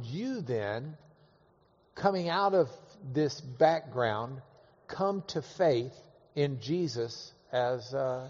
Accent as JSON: {"language": "English", "town": "Dallas", "region": "Texas", "country": "United States", "tie": "born or raised there", "moved": "yes", "lives_now": "Houston, United States", "said": "I was born in Dallas, mm-hmm. but I got to Houston as quick as I could."}